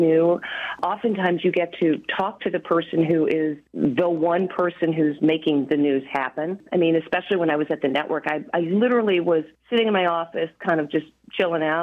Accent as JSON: {"language": "English", "region": "the South", "country": "United States", "said": "I'm from the South"}